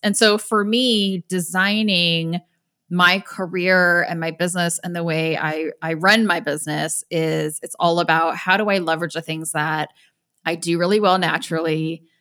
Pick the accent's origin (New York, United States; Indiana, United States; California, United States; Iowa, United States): Indiana, United States; I grew up in Indiana